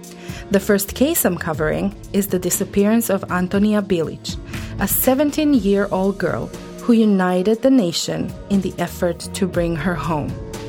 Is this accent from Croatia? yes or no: yes; Croatia; first language Croatian; English is a second language; My native language is Croatian. I was born and raised here, and I love Croatia with all my heart.